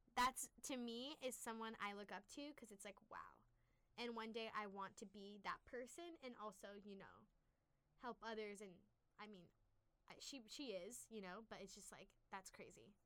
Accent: La Mirada, California, United States; I grew up in La Mirada, California.

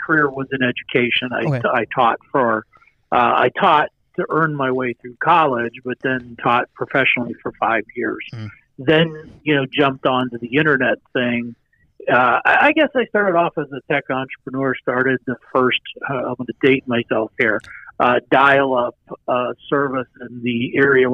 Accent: Ashtabula, Ohio, United States; I'm originally from a very small town in northeast Ohio, right on the Pennsylvania border and Lake Erie, called Ashtabula

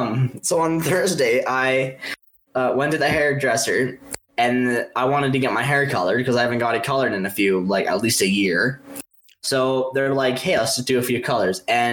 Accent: Canada; I am Canadian. I'm the only Canadian here.

